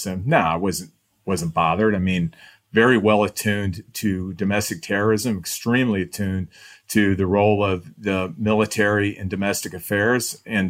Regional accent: Midwest, United States; you go in there because we're from the Midwest, right? The three of us are the same way.

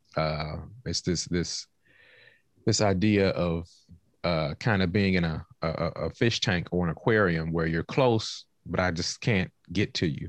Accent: Washington, District of Columbia, United States; moved away; also born or lived in North Carolina / Oklahoma / California; I am originally from Southeast Washington, D C

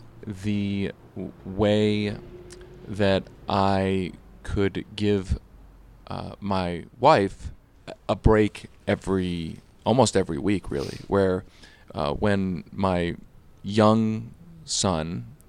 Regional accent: East Coast, United States; I mean, I think growing up on the East Coast, you in some ways, you don't even realize it is a specialty.

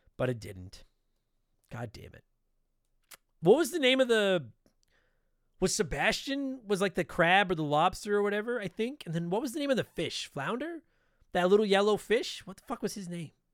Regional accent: Canada; we're Canadian

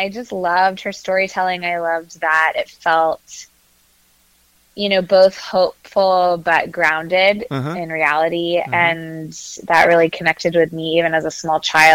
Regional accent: Katy, Texas, United States; now in Charlottesville, United States; I grew up in Katy, Texas, right outside of Houston

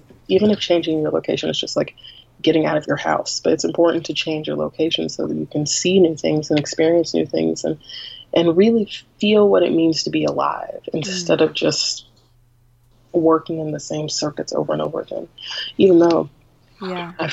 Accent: Greensboro, North Carolina, United States; now in Durham, United States; I grew up in Greensboro, North Carolina, which is about an hour from where I live now, which is Durham, North Carolina

